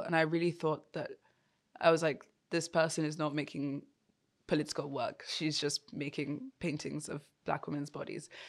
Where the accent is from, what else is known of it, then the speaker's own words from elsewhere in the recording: Yoruba, Nigeria; me as an African, but more specifically as a Nigerian, and then even more specifically as a Yoruba person